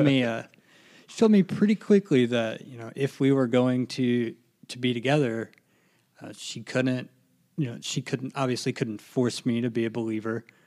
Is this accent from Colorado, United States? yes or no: no; Lafayette, Indiana, United States; I'm originally from Lafayette